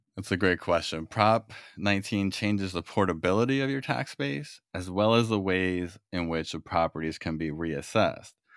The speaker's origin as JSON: {"language": "English", "region": "New York", "country": "United States", "moved": "yes", "lives_now": "California, United States", "said": "I'm from New York originally"}